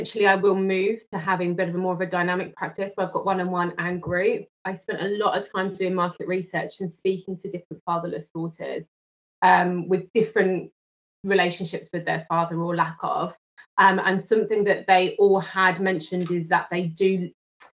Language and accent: English; London, United Kingdom; from London in the UK